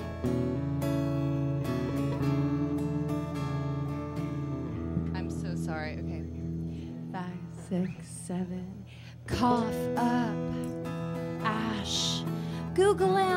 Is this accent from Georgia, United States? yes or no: no; Nashville, Tennessee, United States; now in Brooklyn, United States; I'm not from these parts. I'm from Nashville